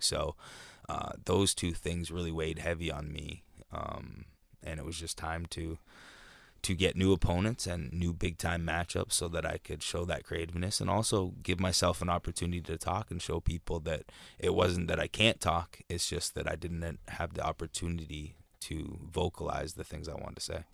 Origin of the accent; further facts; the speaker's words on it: Canada; even being Canadian.